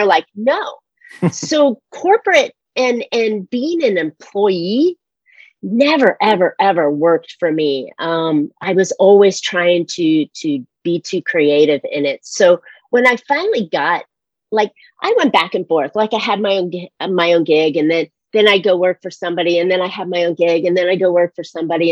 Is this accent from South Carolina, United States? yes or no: no; San Francisco, California, United States; moved away as an adult; also born or lived in Seattle / North Carolina; now in California, United States; I was born in San Francisco